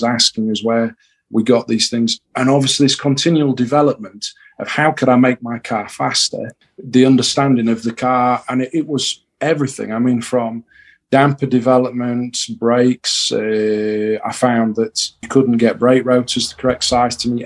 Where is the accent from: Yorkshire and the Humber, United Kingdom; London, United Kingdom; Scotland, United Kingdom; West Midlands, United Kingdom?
Yorkshire and the Humber, United Kingdom; we're from Yorkshire